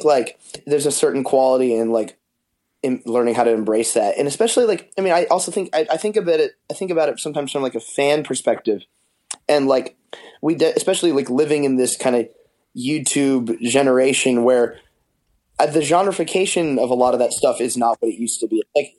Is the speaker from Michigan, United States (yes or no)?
yes; Detroit, Michigan, United States; born there; So I was born in Detroit.